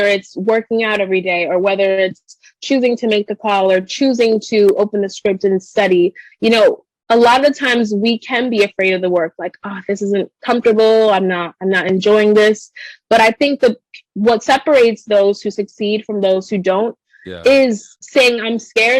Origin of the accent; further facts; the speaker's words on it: New York City, New York, United States; growing up in the Bronx